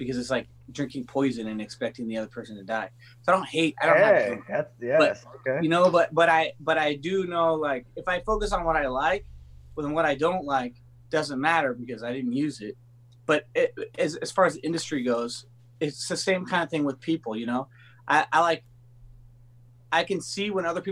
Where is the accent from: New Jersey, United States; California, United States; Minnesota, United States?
California, United States; Los Angeles; I grew up in California